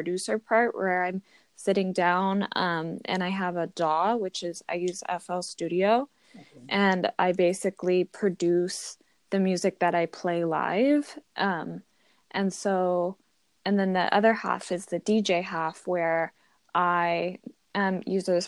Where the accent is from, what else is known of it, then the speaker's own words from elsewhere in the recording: Los Angeles, California, United States; I'm from Los Angeles, California.